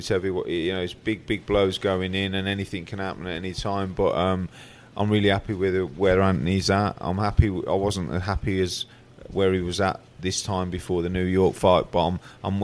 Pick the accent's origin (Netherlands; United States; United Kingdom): United Kingdom; Birmingham, West Midlands; I'm Brummie. I'm brought up in born in Brum.